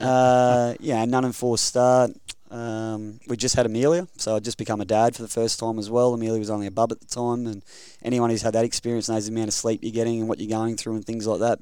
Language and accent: English; Rockhampton, Queensland, Australia; moved away; born and bred Queenslander.